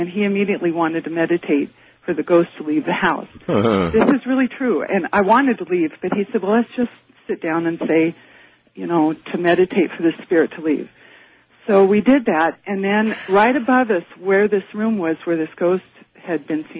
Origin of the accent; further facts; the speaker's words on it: Portland, Oregon, United States; now in Eugene, United States; I'm from Eugene, Oregon.